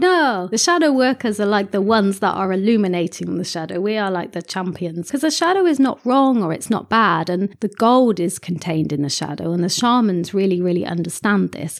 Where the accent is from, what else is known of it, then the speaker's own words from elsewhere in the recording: England, United Kingdom; I'm a, a Westerner and I'm English as well